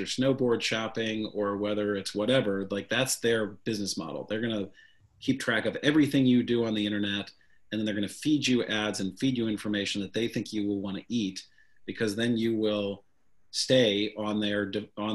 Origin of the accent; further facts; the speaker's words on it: St. Louis, Missouri, United States; growing up in St. Louis, Missouri